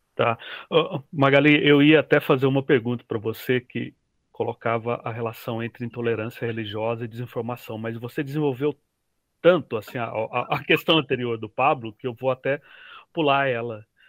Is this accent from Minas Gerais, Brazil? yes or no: yes; Minas Gerais, Brazil; eu sou mineiro, mineiro é desconfiado por natureza